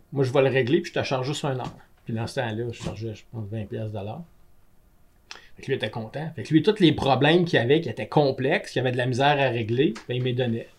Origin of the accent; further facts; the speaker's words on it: Gatineau, Quebec, Canada; also born or lived in Germany; j'étais un Gatinois comme vous autres, mais moi, je suis allé un an en Allemagne